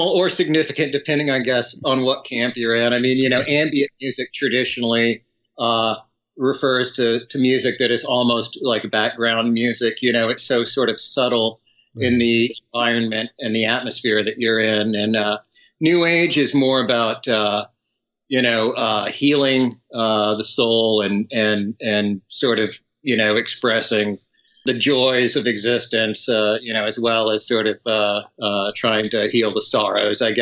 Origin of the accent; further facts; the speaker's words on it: outside San Antonio, Texas, United States; now in Austin, United States; I grew up outside of San Antonio